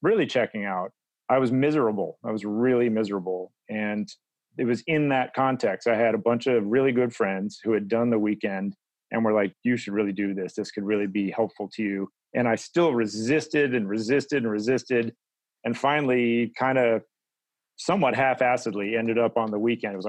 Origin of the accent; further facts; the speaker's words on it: Midwest, United States; now in Oakland, United States; my background in a general way is I'm from the Midwest